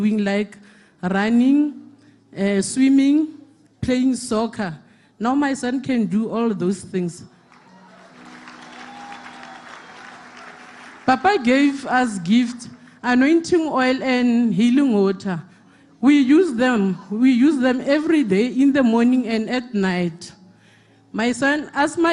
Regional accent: Koster, North West, South Africa; We are from Koster.

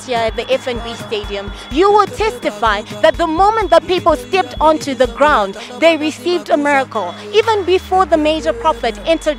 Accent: Zimbabwe; I'm also from Zimbabwe

